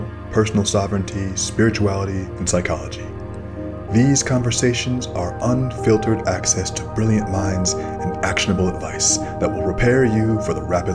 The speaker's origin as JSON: {"language": "English", "region": "Florida", "country": "United States", "moved": "yes", "lives_now": "Pacific Northwest, United States", "said": "I'm from Florida originally"}